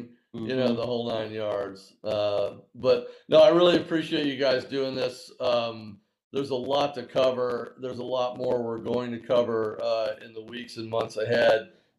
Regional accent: California, United States; the Golden State, my home state

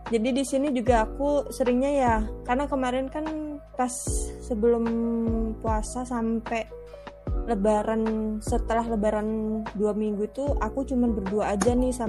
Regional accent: Java, Indonesia; born there; Kan sebenarnya kan aku aslinya kan lahirnya di Jawa

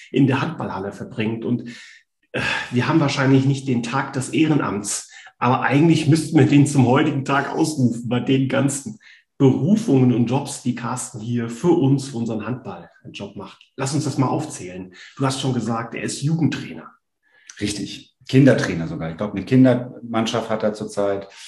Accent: Hesse, Germany; ich als Mitteldeutscher, als Hesse.

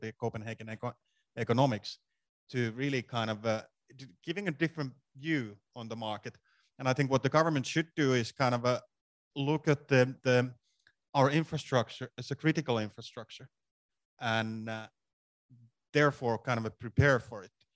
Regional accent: Finland; I'm from Finland

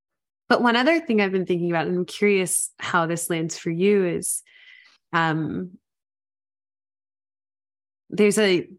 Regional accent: Memphis, Tennessee, United States; growing up in Memphis, home was like your typical middle class neighborhood, yards and concrete.

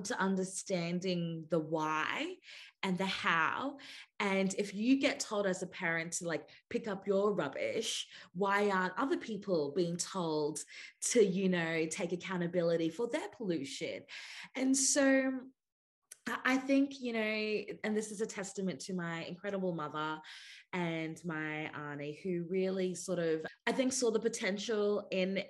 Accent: Weipa, Queensland, Australia; also born or lived in Masig Island, Torres Strait Islands; now in Naarm (Melbourne), Australia; I grew up in Cape York, Queensland, in a place called Weipa on Ulna country

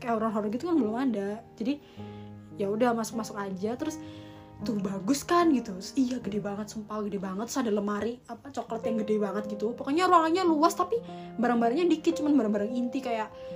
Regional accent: Malang, East Java, Indonesia

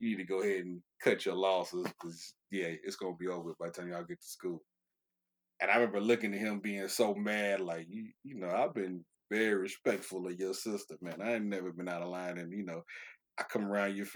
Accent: California, United States; moved away; also born or lived in Chattanooga, Tennessee; I'm from California originally

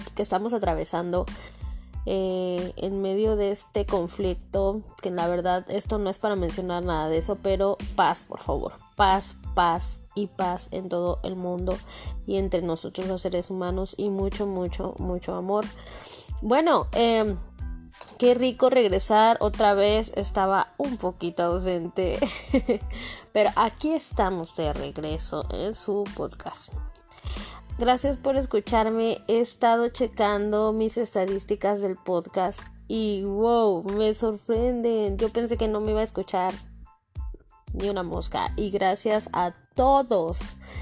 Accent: Mexico City, Mexico; soy del DF

